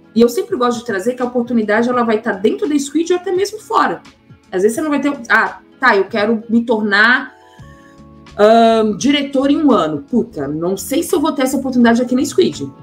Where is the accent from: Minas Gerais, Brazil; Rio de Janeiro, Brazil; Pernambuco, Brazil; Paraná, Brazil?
Minas Gerais, Brazil; Belo Horizonte; moved away as an adult; also born or lived in São Paulo; eu sou de Belo Horizonte, nasci em Belo Horizonte, minha família é de Porteirinha, do norte de Minas